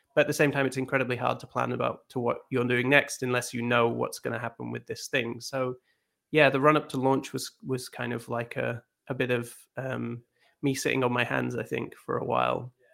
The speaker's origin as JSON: {"language": "English", "region": "Scotland", "country": "United Kingdom", "tie": "born or raised there", "said": "I grew up in Scotland"}